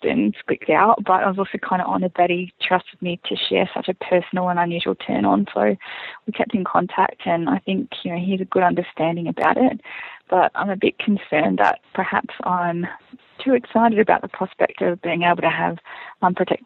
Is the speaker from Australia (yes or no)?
yes; Australia; I'm from Australia